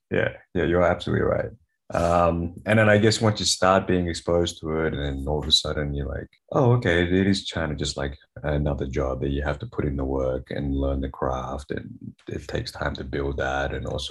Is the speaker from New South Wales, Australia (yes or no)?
yes; Sydney, New South Wales, Australia; moved away as an adult; also born or lived in Melbourne, Australia; now in United States; I grew up in Sydney. You know, my parents had a Taiwanese restaurant.